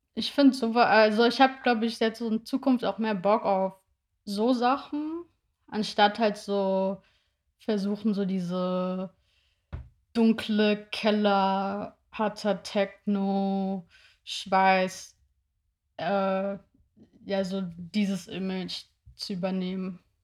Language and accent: German; near Wiesbaden, Hesse, Germany; now in Berlin, Germany; ich komme ja so aus der Nähe von Wiesbaden